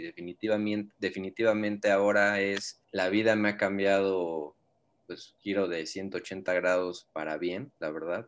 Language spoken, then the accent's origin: Spanish; Mexico; Yo vivo, nosotros somos de México